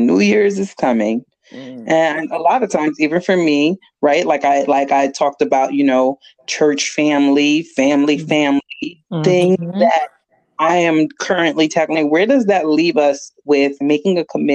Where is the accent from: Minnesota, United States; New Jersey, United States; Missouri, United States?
New Jersey, United States; Jersey City; growing up in Jersey City